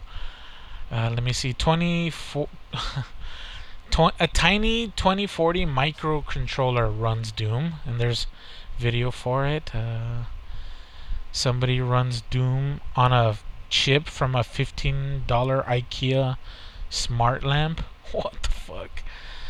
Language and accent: English; United States; We're American